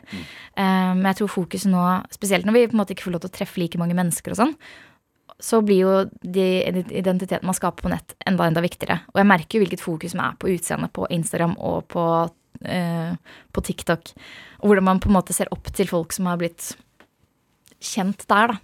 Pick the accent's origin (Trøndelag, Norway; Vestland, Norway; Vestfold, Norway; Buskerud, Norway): Buskerud, Norway; Hønefoss; Jeg vokste opp i Hønefoss